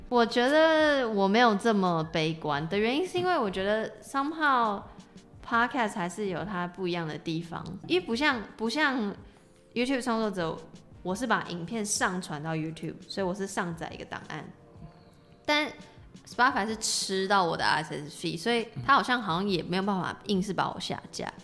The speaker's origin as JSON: {"language": "Chinese", "country": "Taiwan", "said": "我们身为台湾人"}